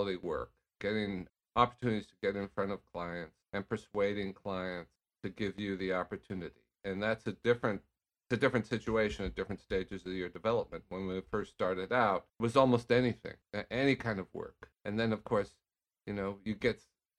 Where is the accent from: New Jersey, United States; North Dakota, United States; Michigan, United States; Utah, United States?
Utah, United States; Bountiful; moved away as an adult; also born or lived in New York / Los Angeles; I'm originally from Utah, a small town called Bountiful, just halfway between Salt Lake City and Ogden. And I graduated from high school there when I was 18 years old